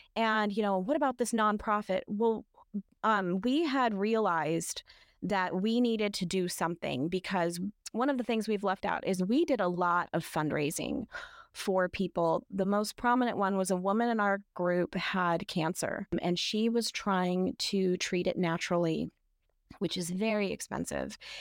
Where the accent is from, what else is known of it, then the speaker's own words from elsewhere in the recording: North Idaho, United States; moved away; also born or lived in Washington State; I had come from Washington State. I'm from North Idaho, kind of the land of crunchiness